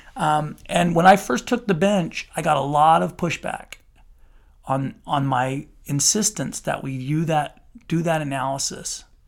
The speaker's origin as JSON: {"language": "English", "town": "Salt Lake City", "region": "Utah", "country": "United States", "tie": "born or raised there", "also_born_or_lived": "Moscow, Idaho", "moved": "as an adult", "lives_now": "St. George, United States", "said": "I grew up in Salt Lake City, came down to Saint George, went to school, met my wife"}